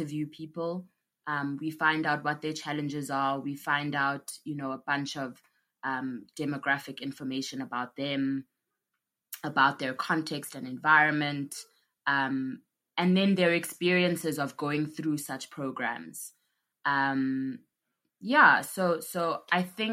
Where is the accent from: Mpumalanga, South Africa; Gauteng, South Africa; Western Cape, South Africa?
Gauteng, South Africa; Johannesburg; also born or lived in KwaZulu-Natal; I grew up in Johannesburg, but I was born in KwaZulu-Natal